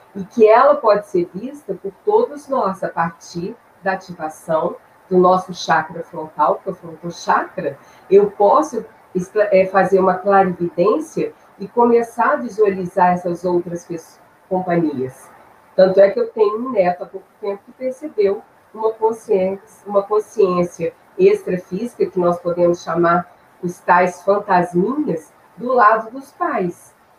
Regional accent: Belo Horizonte, Minas Gerais, Brazil; also born or lived in Três Pontas; eu sou de Belo Horizonte, mineira

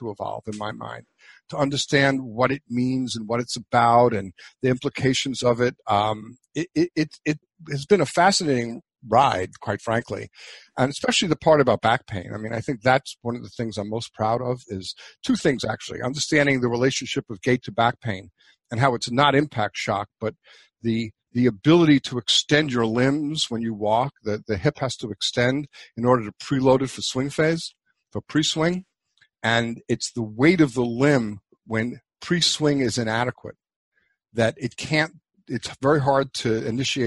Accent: New York City, New York, United States; moved away; also born or lived in New Hampshire; I grew up in New York City

